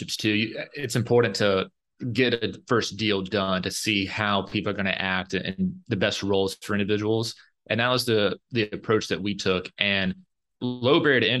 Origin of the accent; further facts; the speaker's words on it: Alabama, United States; moved away as an adult; also born or lived in New York; I'm from Alabama originally and grew up totally into sports, football